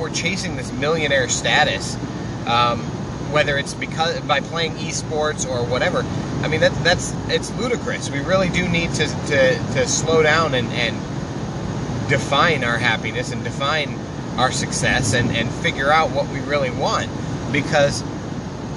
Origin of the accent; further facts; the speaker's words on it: Iowa, United States; I'm from Iowa